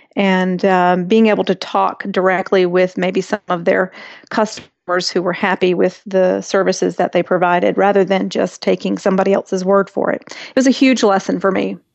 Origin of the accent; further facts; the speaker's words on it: India; I was born in India to an American mother and an Indian father